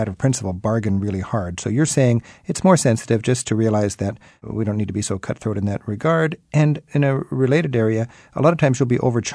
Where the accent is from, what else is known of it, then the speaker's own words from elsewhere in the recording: United States; as an American